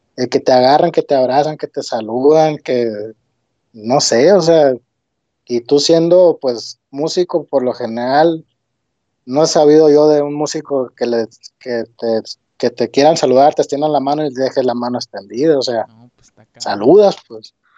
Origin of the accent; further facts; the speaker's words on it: Hermosillo, Sonora, Mexico; soy de aquí de Hermosillo.